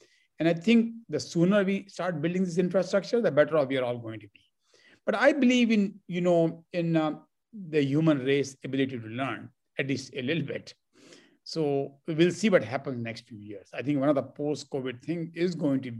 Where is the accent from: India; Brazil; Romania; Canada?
India; Delhi; moved away as an adult; also born or lived in Los Angeles, United States; now in Bay Area, United States; I grew up in Delhi, and I only lived in Delhi